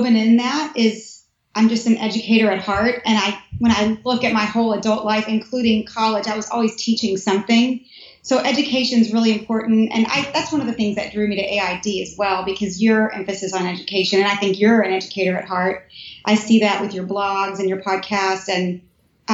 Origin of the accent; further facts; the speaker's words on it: Nashville, Tennessee, United States; moved away as an adult; also born or lived in Cookeville, Tennessee / California; now in Washington, D.C., United States; I'm originally from Tennessee, Nashville, and then a little town outside of Nashville, Cookeville